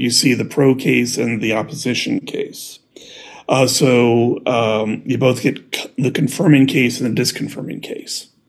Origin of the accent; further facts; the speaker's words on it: Midwest, United States; I'm from the Midwest